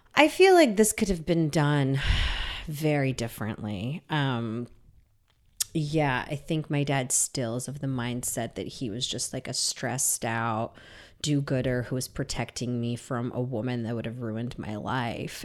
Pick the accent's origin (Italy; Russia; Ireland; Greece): Russia; Saint Petersburg; moved away; I was born in Leningrad, and now that's Saint Petersburg